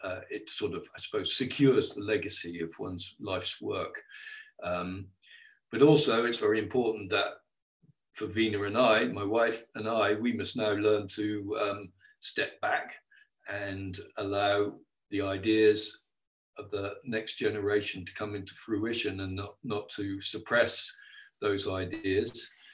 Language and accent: English; England, United Kingdom; we came from England, arriving into a Mid Wales valley